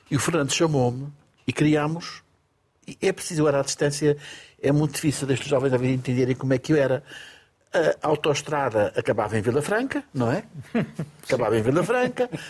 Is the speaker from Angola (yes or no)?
yes; Lobito, Benguela, Angola; also born or lived in London; now in Portugal; Nasci em Angola. Qual foi a província? Eu nasci no Lubito.